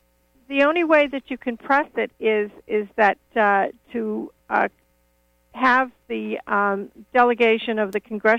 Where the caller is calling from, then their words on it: Dover-Foxcroft, Maine, United States; I'm from Dover, Foxcroft.